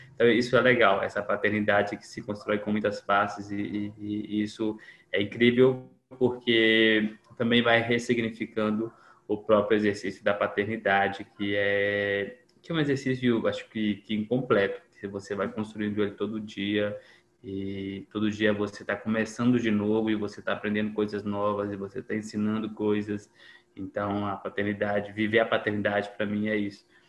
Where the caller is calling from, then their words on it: Caratinga, Minas Gerais, Brazil; falo de Caratinga, interior de Minas Gerais, interior mesmo